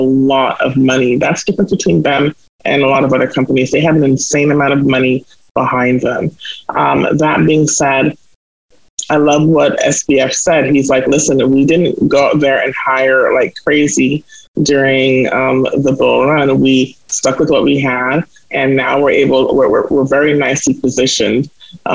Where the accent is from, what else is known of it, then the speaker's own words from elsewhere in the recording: Jamaica; now in Canada; I come from Jamaica, where I already see a lot of people who look like me. And so it wasn't that hard for me when I came to Canada